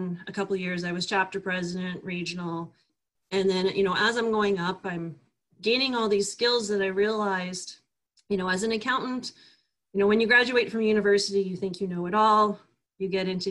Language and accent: English; Calgary, Alberta, Canada; moved away as an adult; also born or lived in Kamloops; I'm born and raised in Calgary, went to university, finished my accounting degree